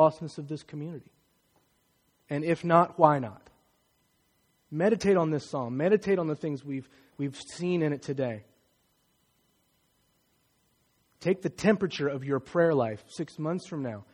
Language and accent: English; Martinsville, United States; Many of my friends growing up in Martinsville don't look like me